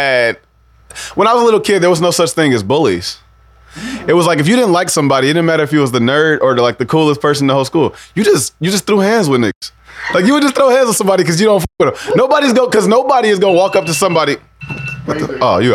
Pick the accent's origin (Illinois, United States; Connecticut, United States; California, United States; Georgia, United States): Illinois, United States; Sauk Village; moved away as an adult; also born or lived in Rogers Park, Chicago; I grew up in Sauk Village